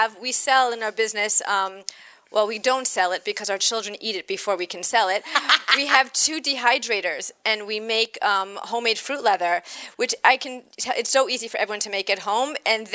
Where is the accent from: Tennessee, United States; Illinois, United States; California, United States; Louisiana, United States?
Illinois, United States; Chicago; I'm from Chicago.